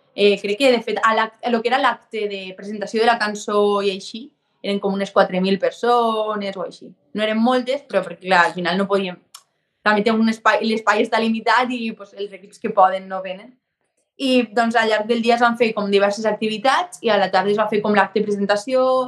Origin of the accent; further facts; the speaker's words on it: Vinaròs, Valencian Community, Spain; also born or lived in Tortosa / Barcelona; el meu poble és frontera ja amb Catalunya, o sigui, jo no estic tan lluny, València sí